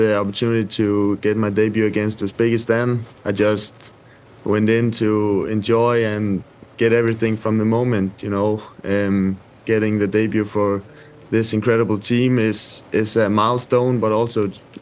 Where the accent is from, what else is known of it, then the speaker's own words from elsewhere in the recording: Denmark; moved away as an adult; also born or lived in Sweden; now in Italy; I grew up in Midtjylland in Denmark, which has a great academy